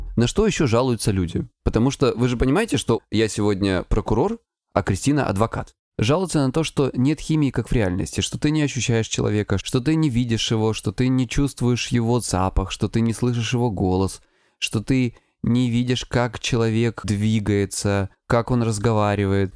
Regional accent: Krasnodar Krai, Russia; я с Кубани

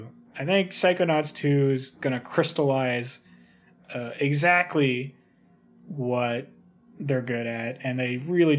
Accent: Canada; I'm Canadian, thank you.

